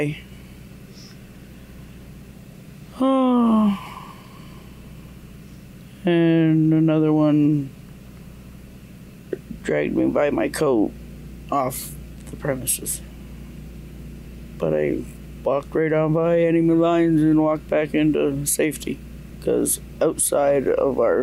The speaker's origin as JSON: {"language": "English", "area": "Tyendinaga Mohawk Territory", "region": "Ontario", "country": "Canada", "said": "from Tandanega Mohawk Territory."}